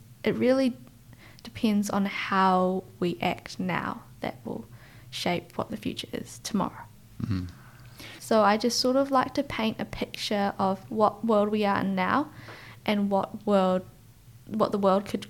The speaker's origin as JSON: {"language": "English", "town": "Christchurch", "region": "Canterbury", "country": "New Zealand", "tie": "born or raised there", "also_born_or_lived": "Kuala Lumpur, Malaysia", "said": "I was born in Malaysia, in Kuala Lumpur, where I lived with my grandparents for about a year. And then I, like the rest of our family, came to Christchurch. And we've settled there ever since."}